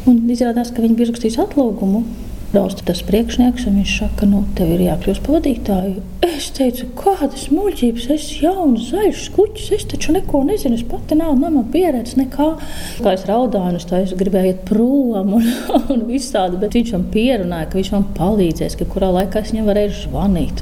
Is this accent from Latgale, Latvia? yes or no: no; Drusti, Vidzeme, Latvia; also born or lived in Lielstraupe; now in Straupe, Latvia; es vienmēr nāku no drustiem no Gatārtas.